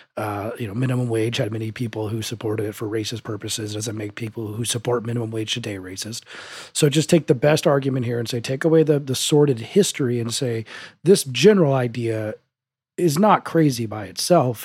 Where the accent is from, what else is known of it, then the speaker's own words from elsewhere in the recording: Denver, Colorado, United States; my hometown of Denver